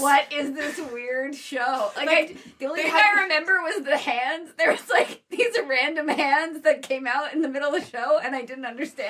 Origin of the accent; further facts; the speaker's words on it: New Jersey, United States; I'm from New Jersey.